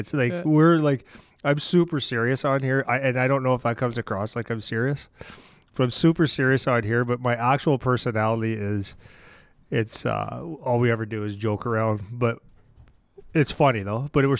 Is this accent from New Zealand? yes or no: no; Northern Ontario, Canada; now in southern Ontario, Canada; I'm from Northern Ontario.